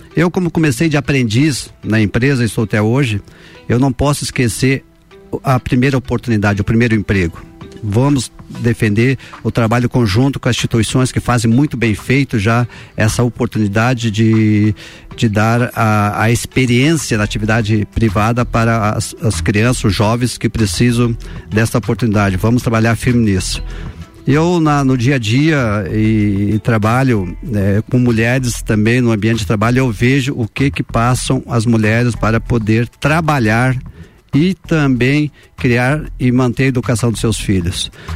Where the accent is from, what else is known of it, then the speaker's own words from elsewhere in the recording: Cerrito, Santa Catarina, Brazil; no Cerrito minha terra natal